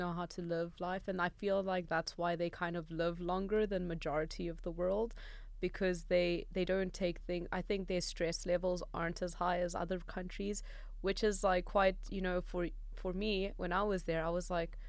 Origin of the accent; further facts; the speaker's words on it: South Africa; Yeah, no, being from South Africa, you try to avoid danger at all costs.